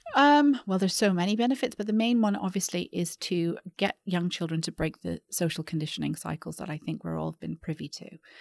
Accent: Vancouver, British Columbia, Canada; moved away as an adult; also born or lived in London / New York; now in Singapore; I grew up in Vancouver

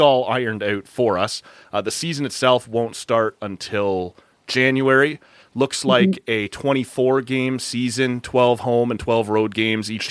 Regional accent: Toronto, Ontario, Canada; now in Ottawa, Canada; my hometown Toronto

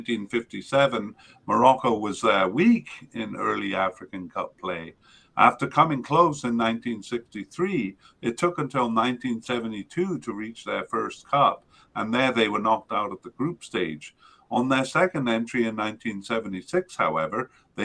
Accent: Canada; as a Canadian

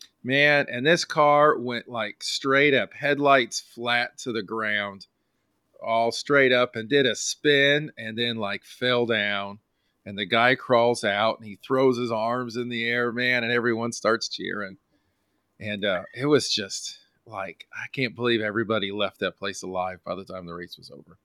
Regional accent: California, United States; Now I got to tell you, my family, we're from California

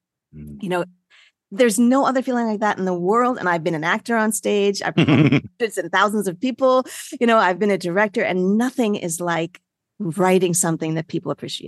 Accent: New York, United States; So I am a can-do person. I'm a New Yorker.

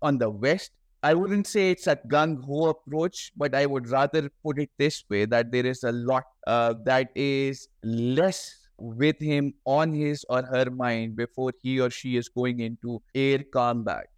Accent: Pakistan

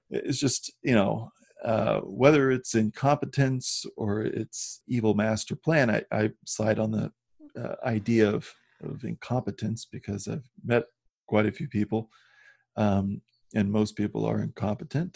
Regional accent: Midwest, United States; I grew up in the Midwest

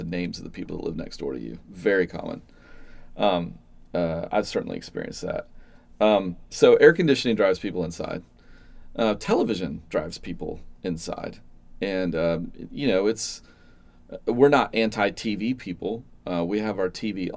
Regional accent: Atlanta, Georgia, United States; I grew up in the Atlanta suburbs

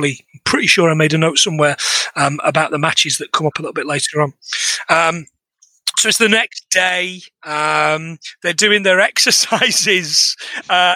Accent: Bradford, Yorkshire and the Humber, United Kingdom; It was tough growing up in Yorkshire.

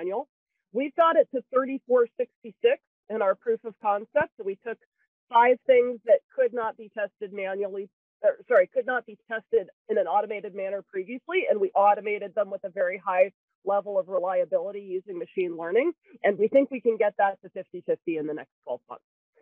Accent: New Brunswick, Canada; now in Cupertino, United States; I'm originally from the province of New Brunswick in northeastern Canada, the main side of Canada

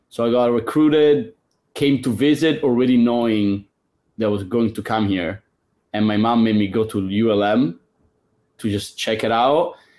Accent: Italy; moved away as an adult; now in Lafayette, United States; I'm from Italy

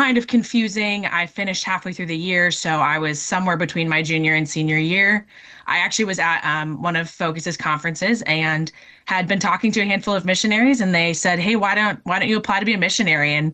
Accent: Minnesota, United States; moved away as an adult; also born or lived in North Dakota; I'm originally from Minnesota

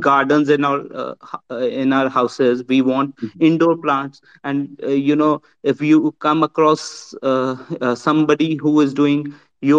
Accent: India; I'm from India

